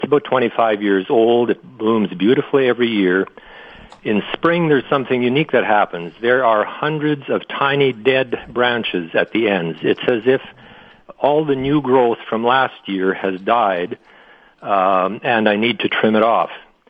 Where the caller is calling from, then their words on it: Steinbach, Manitoba, Canada; I'm calling from Steinbach